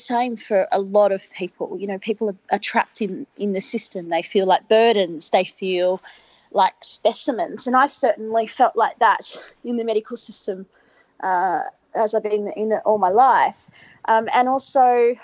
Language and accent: English; Albury, New South Wales, Australia; moved away; I grew up in Albury, in country